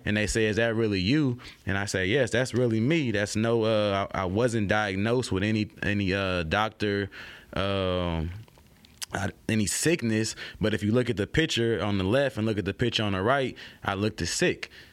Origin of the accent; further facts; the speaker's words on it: Oakland, California, United States; now in Baton Rouge, United States; I'm from, like I tell people, I'm from Oakland, California.